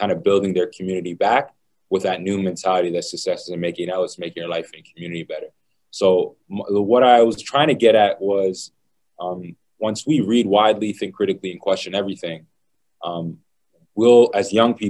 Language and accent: English; Toronto, Ontario, Canada; I grew up in Toronto Community Housing in a low-income community in poverty